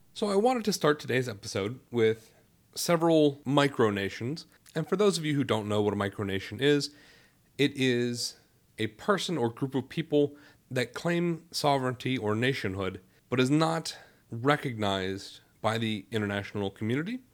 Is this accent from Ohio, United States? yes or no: yes; Youngstown, Ohio, United States; moved away; I am originally from Youngstown, Ohio